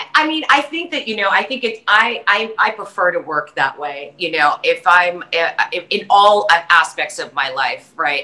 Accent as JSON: {"language": "English", "town": "New York City", "region": "New York", "country": "United States", "tie": "born or raised there", "also_born_or_lived": "Las Vegas", "moved": "yes", "said": "I grew up in New York City"}